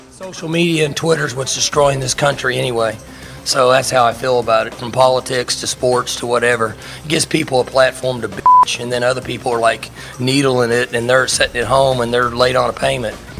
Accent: Maryland, United States; also born or lived in Texas; now in Kansas, United States; I grew up in Maryland. I played high school football in Texas

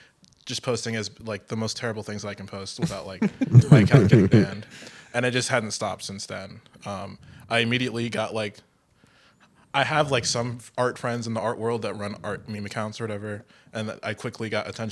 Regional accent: Miami, Florida, United States; my hometown in Miami

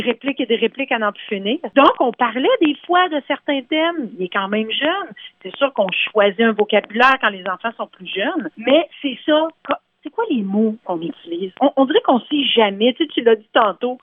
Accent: Canada; moved away as an adult; now in Toronto, Canada; ça fait une vingtaine d'années que je suis à Toronto. Je suis originaire de la région d'Ottawa-Gatineau

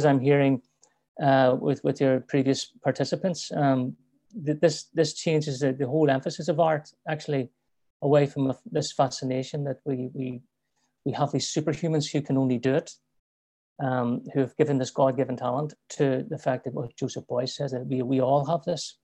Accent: Belfast, Northern Ireland, United Kingdom; moved away as an adult; also born or lived in London; I grew up around in Belfast

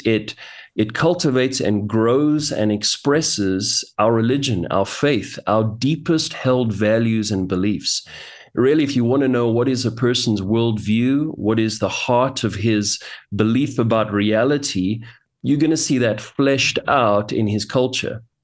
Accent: Johannesburg, Gauteng, South Africa; I was born and raised in Johannesburg, South Africa, and, uh, I've lived here most of my life

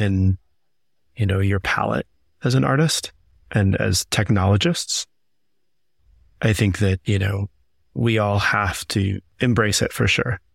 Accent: Southeast, United States; I grew up doing theater in the Southeast

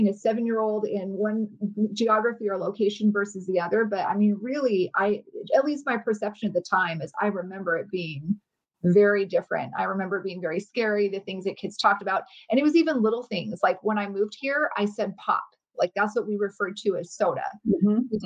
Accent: Phoenix, Arizona, United States; also born or lived in Riverton, Wyoming; I lived there until my family moved here to Phoenix, Arizona. I was about to turn 7

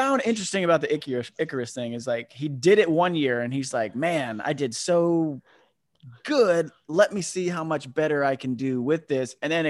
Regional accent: Florida, United States; now in California, United States; you and I grew up in Florida

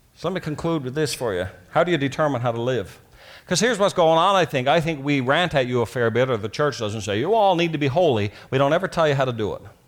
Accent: Newfoundland and Labrador, Canada; when I was growing up in Newfoundland

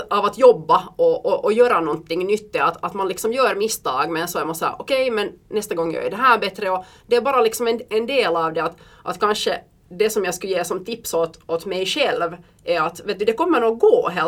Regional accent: Belgium; Och jag är uppvuxen i Belgien

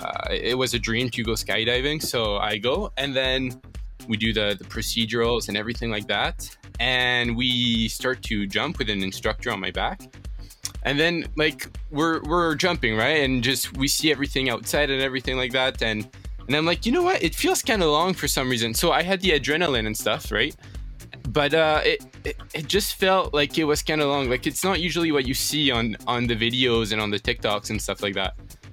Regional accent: France; So, as you know, like, I'm from France, right? And so I was in France last summer.

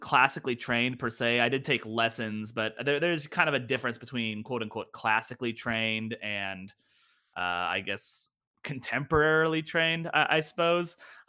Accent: Lenexa, Kansas, United States; Well, I'm originally from the Kansas City area, a little suburban area called Lenexa, Kansas.

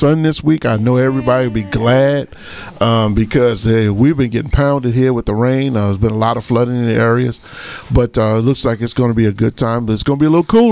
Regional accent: United States; as an African American, one, and number two, as an American citizen

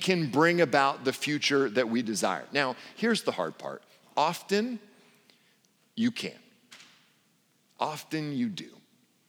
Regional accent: Portland, United States; I come from Portland and speak English poorly

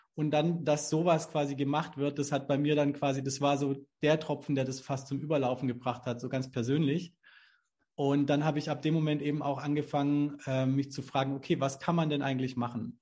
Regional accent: Southern Germany, Germany; hier so in, in, in Süddeutschland, wo ich herkomme

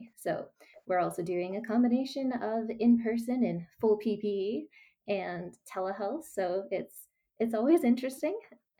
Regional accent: Midwest, United States; moved away as an adult; also born or lived in St. Louis, Missouri; now in California, United States; I'm an American-based occupational therapist. I'm currently located in California, but I'm actually a Midwestern girl.

